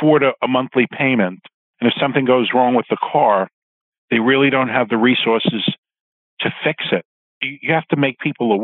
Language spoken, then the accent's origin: English; New York City, New York, United States; I was a young boy growing up in Queens